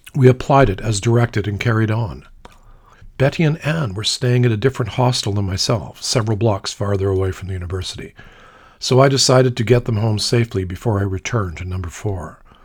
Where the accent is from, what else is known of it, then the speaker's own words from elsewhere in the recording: Canada; I flashed the Canadian flag sewn onto my day satchel and apologized to prove I was Canadian